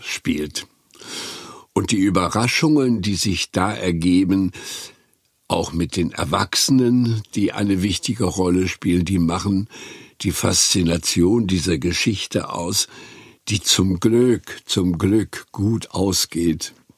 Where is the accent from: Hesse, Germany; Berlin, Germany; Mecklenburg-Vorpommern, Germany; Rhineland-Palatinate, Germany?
Mecklenburg-Vorpommern, Germany; Güstrow; born or raised there